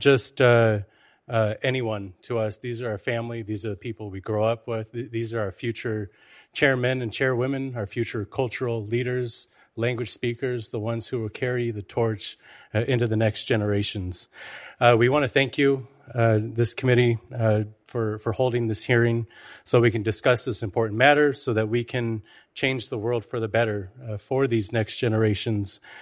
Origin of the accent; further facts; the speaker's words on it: Lummi Nation, Washington, United States; I come from Lummi, and I serve as the chairman of the Lummi Indian Business Council.